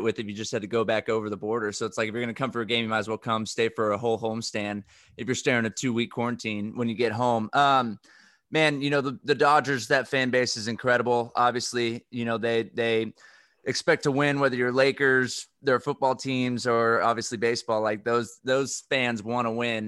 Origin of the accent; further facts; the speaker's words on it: Texas, United States; I grew up in Texas, we had the Dallas Stars